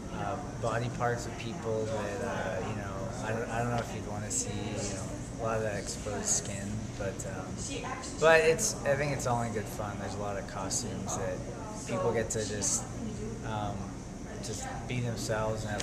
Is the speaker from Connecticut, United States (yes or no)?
no; Tucson, Arizona, United States; I'm from Tucson, Arizona